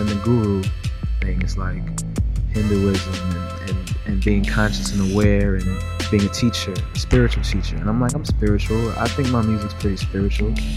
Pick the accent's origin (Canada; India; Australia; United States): United States; Miami, Florida; me being a singer and growing up in Miami and being Jamaican